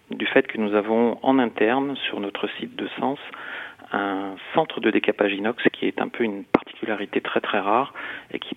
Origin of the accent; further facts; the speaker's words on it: Bourgogne-Franche-Comté, France; mais nous sommes français, bourguignons, et fiers de l'être.